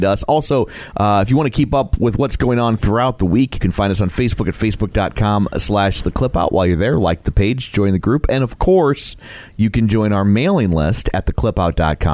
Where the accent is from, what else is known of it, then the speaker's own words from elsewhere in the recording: St. Louis, Missouri, United States; we're from St. Louis